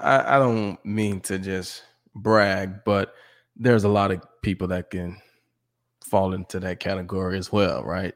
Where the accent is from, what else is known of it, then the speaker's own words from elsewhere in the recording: Mississippi, United States; moved away; also born or lived in Texas / New Mexico / Detroit; I grew up in Mississippi